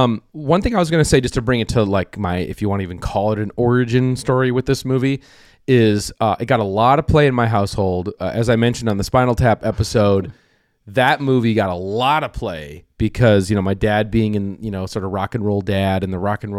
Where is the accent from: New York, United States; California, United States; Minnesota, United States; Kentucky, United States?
Minnesota, United States; growing up in Minnesota, which is very similar to Blaine, and there's a Blaine, Minnesota too, which is very close to where I grew up.